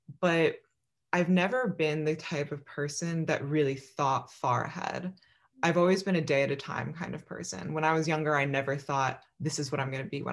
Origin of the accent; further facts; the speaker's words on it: Philadelphia, Pennsylvania, United States; I was born in Philadelphia, Pennsylvania